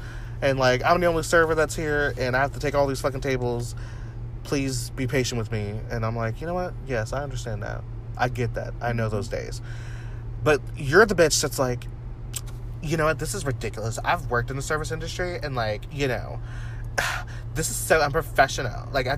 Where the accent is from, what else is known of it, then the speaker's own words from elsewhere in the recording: Canada; I only watch G-rated movies and don't drink pop. You know, and I'm from Canada.